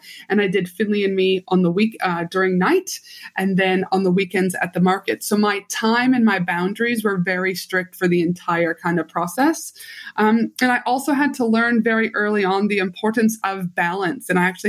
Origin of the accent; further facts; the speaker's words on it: Canada; moved away; also born or lived in Albuquerque, United States; So I'm from Canada originally, will always be the proud Canadian. But then I moved down. My mom was a travel nurse. So I did my high school and undergrad in Albuquerque, New Mexico.